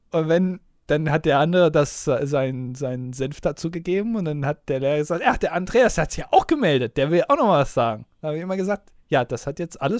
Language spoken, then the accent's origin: German; Münster, North Rhine-Westphalia, Germany; zumindest in meiner Heimatstadt Münster, Fahrradfahrer haben immer Vorfahrt